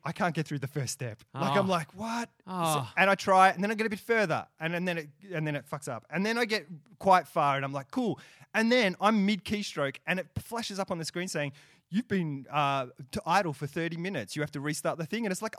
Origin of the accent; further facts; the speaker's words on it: Australia; first language English; also born or lived in England; I was born in England, and I came to Australia when I was about 8 months old.